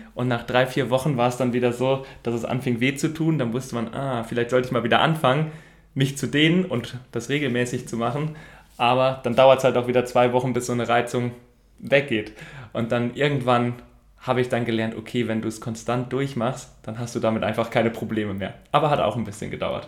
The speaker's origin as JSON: {"language": "German", "town": "Sprockhövel", "region": "North Rhine-Westphalia", "country": "Germany", "said": "ich komme aus Sprockhöfe, das liegt so am südlichen Rand vom Ruhrgebiet."}